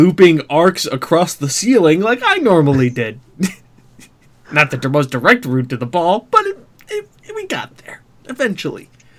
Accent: United States; as being an American playing an Englishman's game in a virtual universe with cars

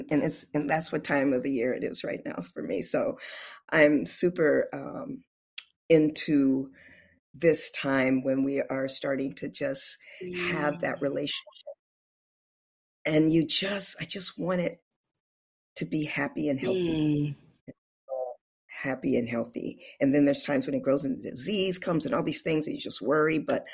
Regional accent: California, United States; moved away as an adult; also born or lived in Oakland, California; now in Louisiana, United States; I'm from California

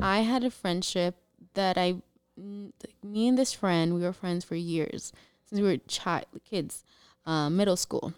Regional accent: San Diego, California, United States; also born or lived in Tijuana, Baja California, Mexico; I was born in T J, but I was raised here in San Diego.

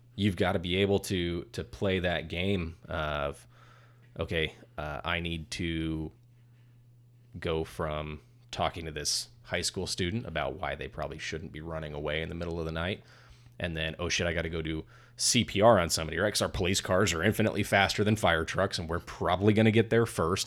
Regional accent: California, United States; I'm from California

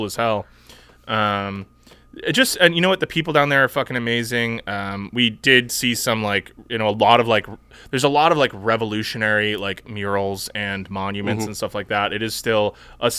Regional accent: United States

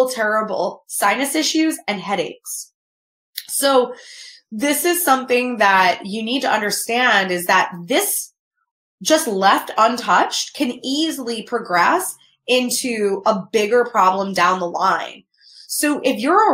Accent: Newark, New Jersey, United States; I grew up in Newark, New Jersey

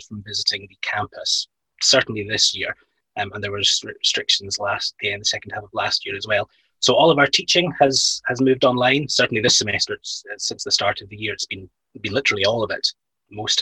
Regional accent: Inverness, Scotland, United Kingdom; also born or lived in Stirling; I was born and grew up in Inverness.

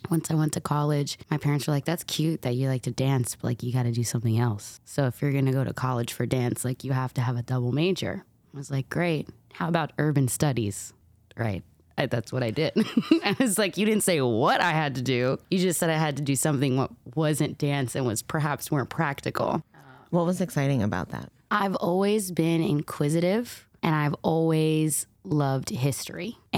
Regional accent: East Coast, United States; Um, so I'm from the East Coast originally. My family's from Harlem on 125th, uh, like right off 125th and Broadway.

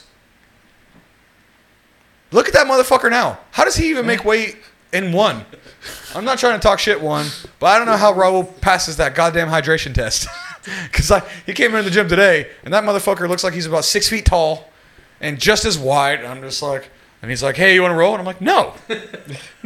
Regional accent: West Virginia, United States; also born or lived in New York City; now in Singapore; I'm American and people don't realize it, but I grew up in a very, very, very rural part of it. I'm from West Virginia

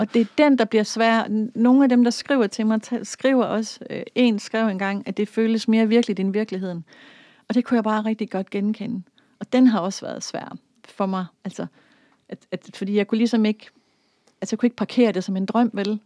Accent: Denmark; jeg er vokset op i Danmark

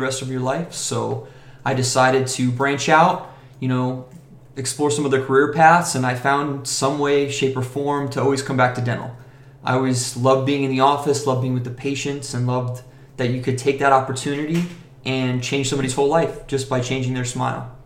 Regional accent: Vero Beach, Florida, United States; I'm originally from Vero Beach, Florida.

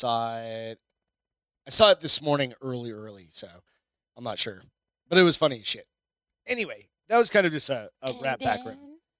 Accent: New Hampshire, United States; moved away; also born or lived in Phoenix, Arizona; New Hampshire

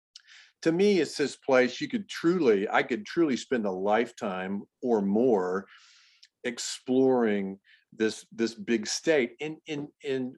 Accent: Richardson, Texas, United States; also born or lived in Irving, Texas; I grew up in Richardson, really. We lived in, when we first moved to Texas, we moved to Irving, but that was for a short period of time. So okay. I really grew up in Richardson

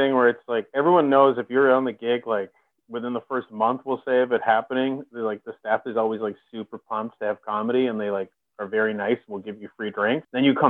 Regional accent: Canada; I'm Canadian

